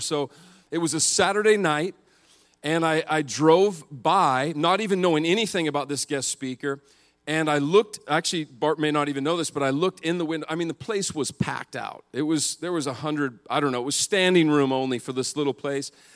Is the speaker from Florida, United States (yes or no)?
no; Montana, United States; I grew up in Montana where the men are men and the sheep are nervous.